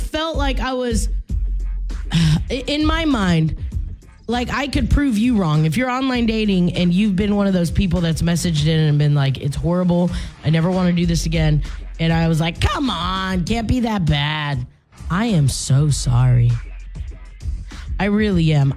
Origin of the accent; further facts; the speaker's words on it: Louisiana, United States; I'm from Louisiana